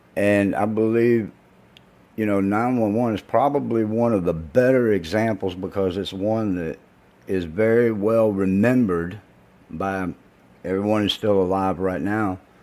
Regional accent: the South, United States; being from the South

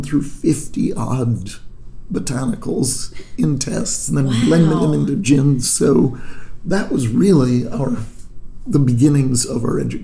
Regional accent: Ithaca, New York, United States; moved away; also born or lived in Vermont / Manhattan, New York / Chicago / Vancouver; I was born in Ithaca, New York. I grew up there in upstate New York

